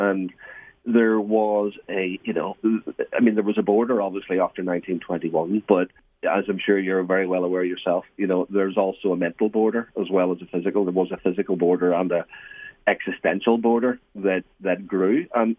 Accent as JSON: {"language": "English", "town": "Belfast", "region": "Northern Ireland", "country": "United Kingdom", "tie": "born or raised there", "moved": "as an adult", "lives_now": "England", "said": "I was born in Belfast, grew up there, educated there, and I left Northern Ireland in 1998 for an academic post in England."}